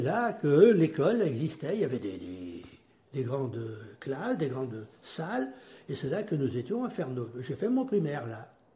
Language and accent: French; Erbray, Pays de la Loire, France; also born or lived in Châteaubriant; je suis né en 1939 à Herbray